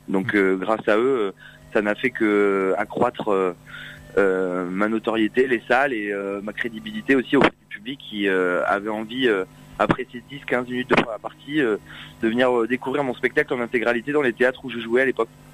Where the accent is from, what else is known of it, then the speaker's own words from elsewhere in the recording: Saint-Émilion, Nouvelle-Aquitaine, France; moved away as an adult; now in Paris, France; je suis originaire du petit village de Saint-Émilion